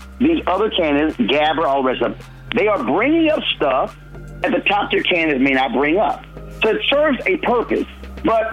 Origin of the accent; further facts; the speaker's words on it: Houston, Texas, United States; on the campus of Texas Southern University in my hometown of Houston